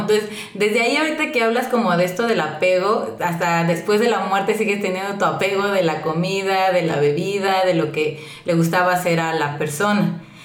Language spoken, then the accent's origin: Spanish; Mexico; nosotros como mexicanos